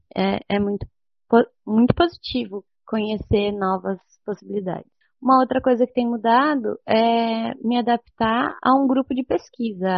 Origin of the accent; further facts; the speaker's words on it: Santa Rosa, Rio Grande do Sul, Brazil; now in Porto Alegre, Brazil; eu sou de Santa Rosa